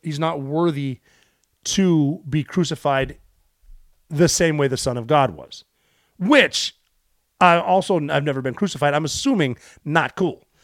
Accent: Montana, United States; Growing up in Montana

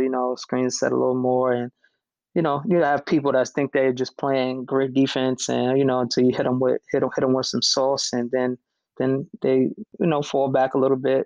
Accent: New York City, New York, United States; I grew up I grew up in New York City

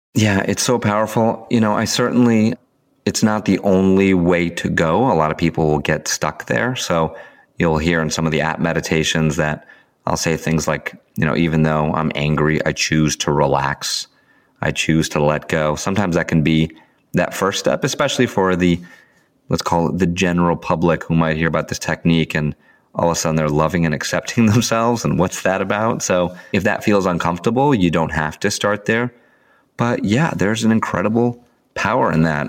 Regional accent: Sandy Hook, Connecticut, United States; in my hometown where I live right now in Sandy Hook

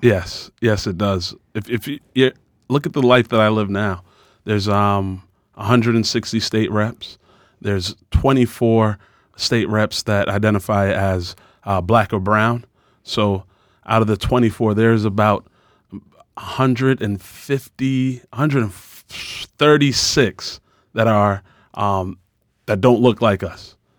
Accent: Boston, Massachusetts, United States; I'm from Dorchester. Uh, we do a lot of things differently from the kids in Sudbury or Lincoln

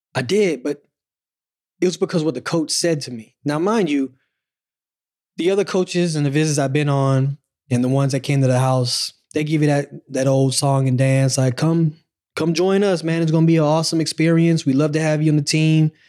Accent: Pensacola, Florida, United States; moved away as an adult; also born or lived in Tennessee; we in Pensacola

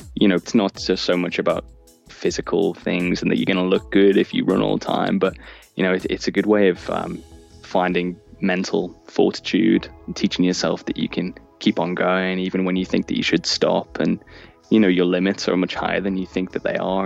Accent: Liverpool, North West England, United Kingdom; now in Canterbury, United Kingdom; I'm originally from Liverpool and now I live in Canterbury in the UK.

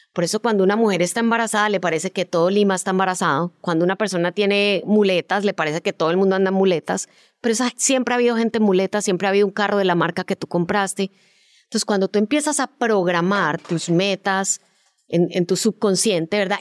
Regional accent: Colombia; moved away as an adult; also born or lived in Miami, United States; yo como en el 94 me fui de Colombia a estudiar eh, un posgrado en producción de televisión a Miami

